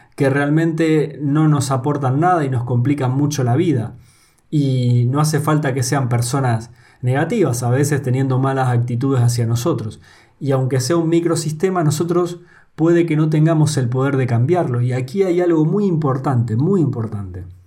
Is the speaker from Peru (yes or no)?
no; Argentina; moved away as an adult; now in Spain; Yo soy argentino y vivo en España